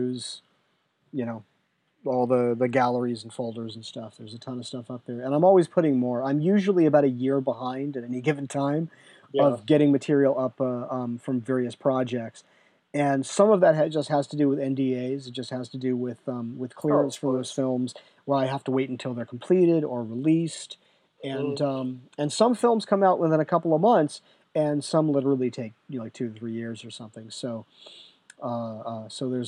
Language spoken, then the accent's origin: English; San Diego, California, United States; moved away; it's my hometown